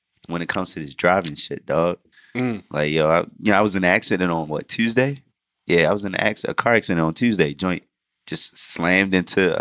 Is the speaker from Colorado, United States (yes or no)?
no; Maryland, United States; She was actually born at the same hospital I was born